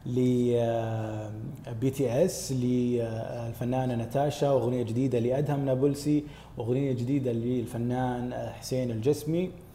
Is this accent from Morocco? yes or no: no; Saudi Arabia; ديرتنا متنوعه